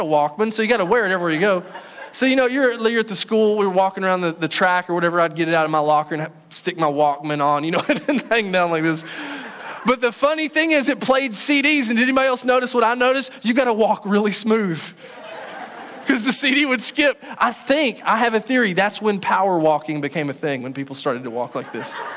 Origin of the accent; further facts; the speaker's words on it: Paris, Texas, United States; the church that I grew up in Paris, Texas